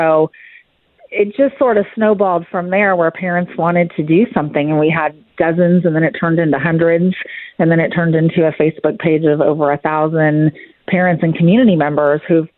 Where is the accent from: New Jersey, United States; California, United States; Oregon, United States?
California, United States; now in Frisco, United States; And my husband and I moved here 9 years ago. I was born and raised in California, lived there my entire life, and we moved here due to my job promotion.